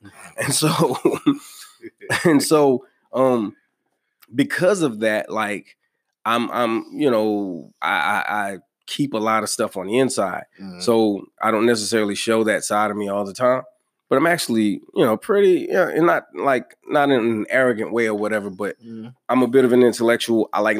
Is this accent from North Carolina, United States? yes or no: yes; North Carolina, United States; I was from North Carolina